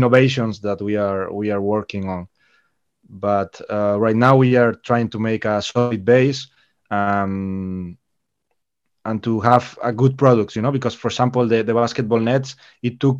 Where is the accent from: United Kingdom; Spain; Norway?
Spain; Galicia; I am from Galicia, so the sea here is a passion